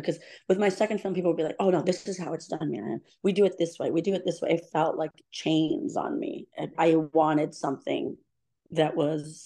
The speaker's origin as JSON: {"language": "English", "town": "New York City", "region": "New York", "country": "United States", "tie": "born or raised there", "also_born_or_lived": "Shiraz, Iran", "said": "I'm a New Yorker."}